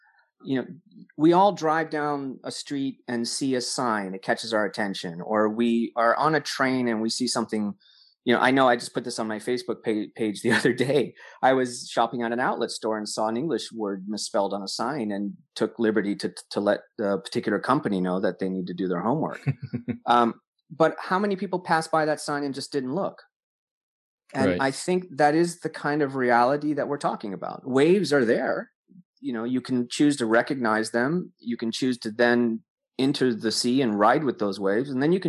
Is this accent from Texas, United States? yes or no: yes; Corpus Christi, Texas, United States; born there; Oh, really? I was born in Corpus Christi.